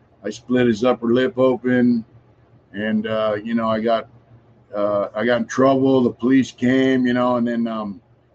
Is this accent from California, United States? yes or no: yes; San Diego, California, United States; now in Los Angeles, United States; I grew up in San Diego.